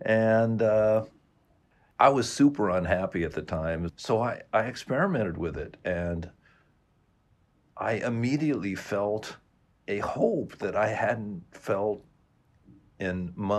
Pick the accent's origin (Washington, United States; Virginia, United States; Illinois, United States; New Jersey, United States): Washington, United States; Seattle; now in Culver City, United States; Southern California. Culver City is my home. I work here in Santa Monica. I'm proud to say I'm born and bred in Seattle, Washington. I love the Pacific Northwest still. But I'm resigned to the wonderful life I'm living here in Southern California.